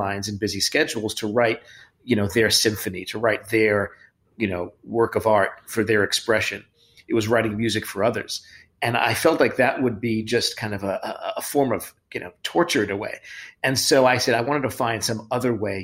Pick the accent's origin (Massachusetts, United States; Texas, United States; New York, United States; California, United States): New York, United States; New York City; moved away; I haven't been back to Brooklyn where my parents are for 14 months, the same house I grew up in.